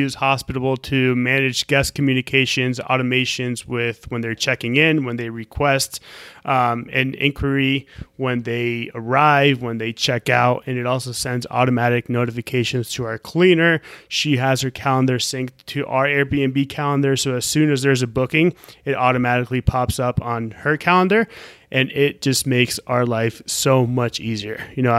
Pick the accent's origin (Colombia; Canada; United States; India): Colombia; I see ourselves having properties all over the country, in Florida, possibly even in Colombia, my home country